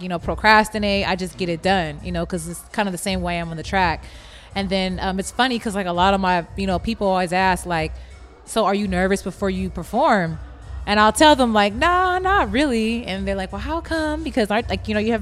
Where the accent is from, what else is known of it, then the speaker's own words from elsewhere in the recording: Los Angeles, California, United States; now in Houston, United States; I'm from L.A. I'm from Cali.